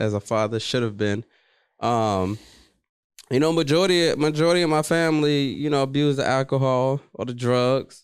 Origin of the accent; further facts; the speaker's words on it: Washington, District of Columbia, United States; I'm from Washington, D C, born and raised